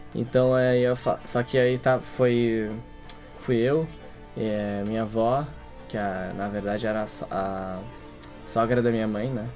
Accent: Brazil; Eu nasci no Brasil, mas meus avós, por exemplo, eles não

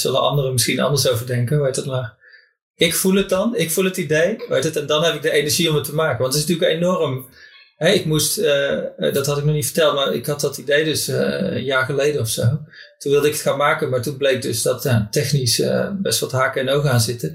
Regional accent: North Brabant, Netherlands; moved away as an adult; in mijn vriendengroep in, in, eh, in Brabant, waar ik vandaan kom

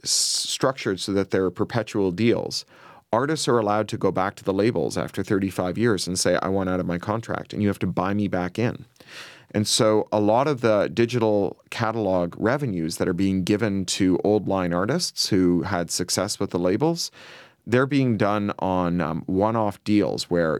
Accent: Canada; I'm a Canadian-British dual national.

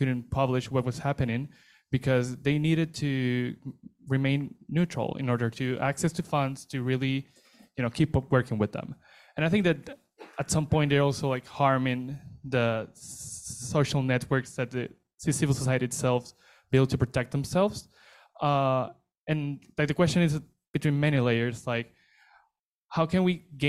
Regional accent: Venezuela; I come from Venezuela.

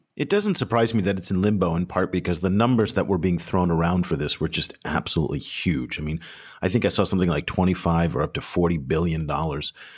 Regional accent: United States; being an American

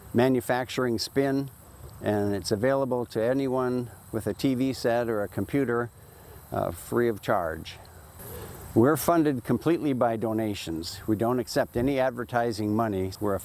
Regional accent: Lemmon, South Dakota, United States; also born or lived in Pierre, South Dakota; I'm a doctor from Pierce, South Dakota, and I grew up in Lemon, South Dakota.

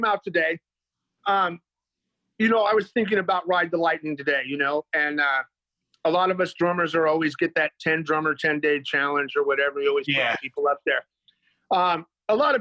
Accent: Dublin, California, United States; I grew up in the city

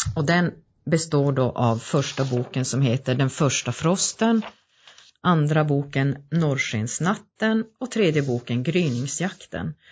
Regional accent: Gällivare, Norrbotten County, Sweden; also born or lived in Malmberget; jag är född och uppvuxen i Gällivare

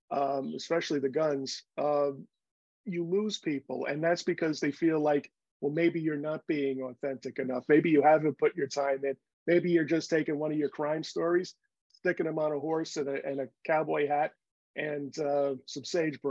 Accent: Bronx, New York, United States; I was born in Union Hospital off the Grand Concourse and Fordham Road, and then I grew up on Bainbridge at Bedford Park, right near Moshalloo Parkway.

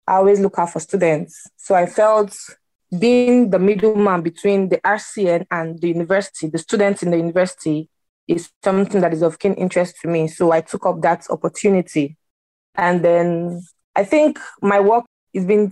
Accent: Nigeria; now in United Kingdom; I am from Nigeria originally.

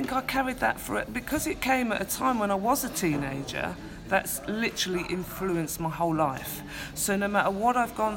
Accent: London, United Kingdom; the estates where I grew up in Hackney, East London

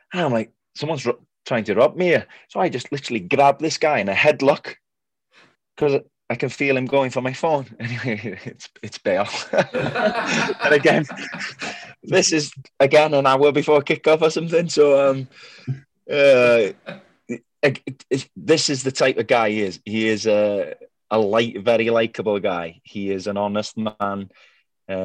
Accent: Wales, United Kingdom; first language Welsh; English is a second language; I could barely speak English at this point because Welsh was my first language

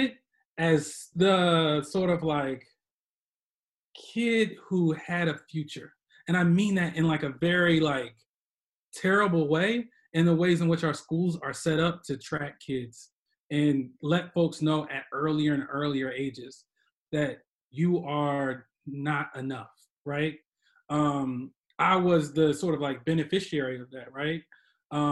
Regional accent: Chester, Pennsylvania, United States; I grew up in Chester Upland School District

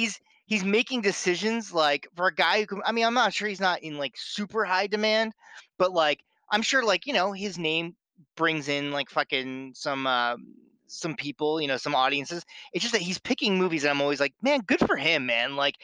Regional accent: New Jersey, United States; accent: Philly accent; now in Boston, United States; before I moved to Boston, I was born and raised in South Jersey in, like, the Philly area.

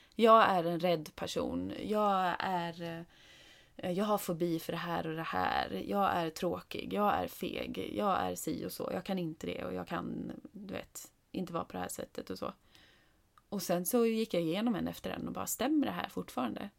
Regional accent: Åkersberga, Stockholm County, Sweden; när vi bodde i Åkersberga utanför Stockholm, eller det är ju där vi är uppvuxna.

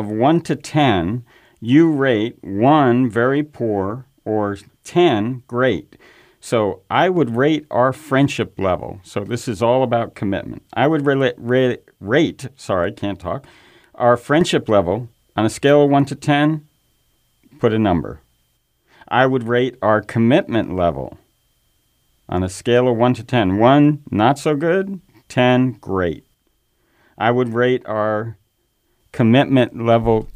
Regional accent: New York, United States; moved away; I grew up in New York

